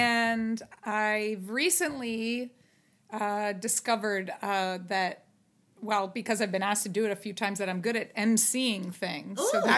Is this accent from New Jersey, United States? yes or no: yes; New Jersey, United States; I'm from New Jersey.